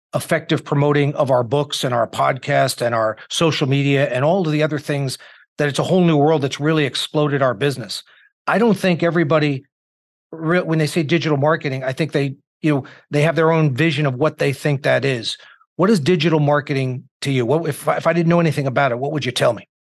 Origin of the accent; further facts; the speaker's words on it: New York, United States; also born or lived in Indiana; I'm a New Yorker with Midwestern sensibilities